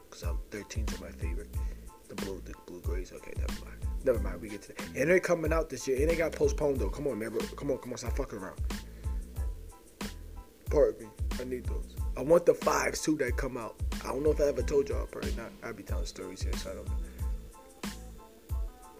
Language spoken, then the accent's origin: English; New Jersey, United States; now in upstate New York, United States; I'm from New Jersey